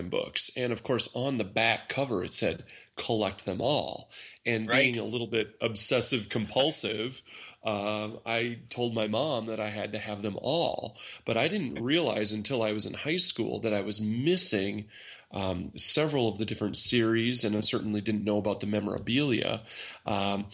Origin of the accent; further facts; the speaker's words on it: Austin, Minnesota, United States; I'm from Austin, Minnesota.